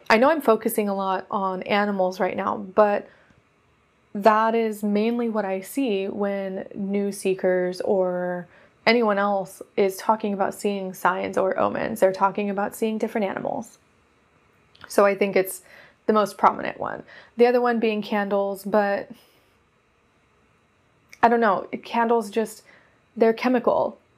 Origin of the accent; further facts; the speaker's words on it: Oregon, United States; also born or lived in Nevada / California; because I come from Oregon. And then before that, I was in Nevada. And then I was in California.